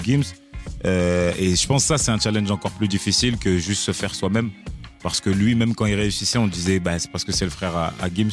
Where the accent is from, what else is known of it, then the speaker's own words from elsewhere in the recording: Marseille, Provence-Alpes-Côte d'Azur, France; je suis Marseillais de pure souche